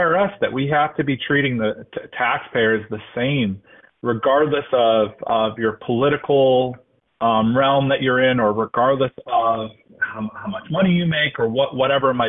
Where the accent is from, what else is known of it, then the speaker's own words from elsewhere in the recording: Northeast Ohio, United States; I grew up in Northeast Ohio in a very conservative family